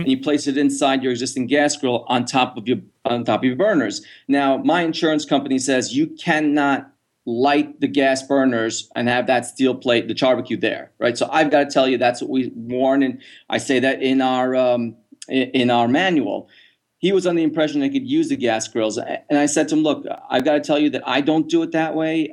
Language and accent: English; New York, United States; moved away; I was from New York